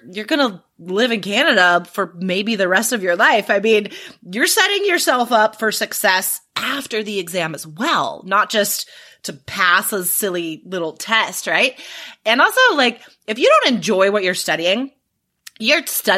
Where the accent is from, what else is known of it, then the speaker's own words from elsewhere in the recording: Carson City, Nevada, United States; moved away as an adult; also born or lived in Spain / Cambodia / Taiwan; now in Portland, United States; I grew up in Carson City, Nevada